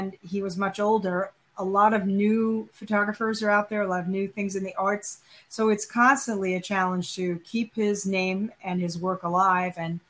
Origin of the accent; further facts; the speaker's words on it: eastern end of Long Island, New York, United States; also born or lived in Rochester, New York / Brooklyn; I am a born in New York City person, so I'm a real New Yorker, and then mostly grew up on the eastern end of Long Island